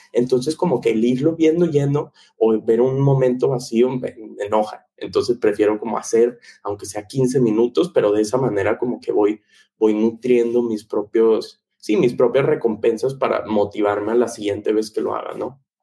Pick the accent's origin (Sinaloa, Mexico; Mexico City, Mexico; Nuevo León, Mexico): Nuevo León, Mexico; Monterrey; crecí en Monterrey